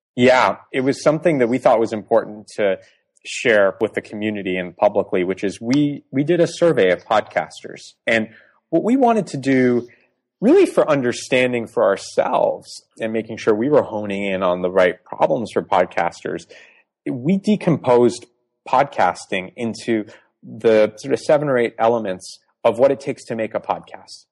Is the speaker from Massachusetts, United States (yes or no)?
yes; Boston, Massachusetts, United States; accent: American; also born or lived in Iran; I grew up mostly in the Northeast in suburban Boston most of my life.